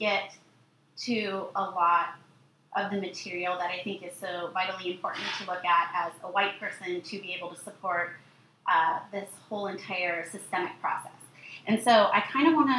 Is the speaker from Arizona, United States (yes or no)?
yes; Arizona, United States; also born or lived in New York; I grew up in Arizona, born in New York, grew up in Arizona